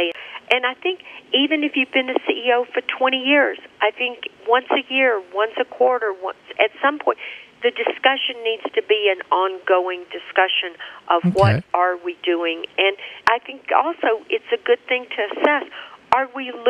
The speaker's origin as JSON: {"language": "English", "town": "Birmingham", "region": "Alabama", "country": "United States", "tie": "born or raised there", "said": "Birmingham, Alabama, my hometown"}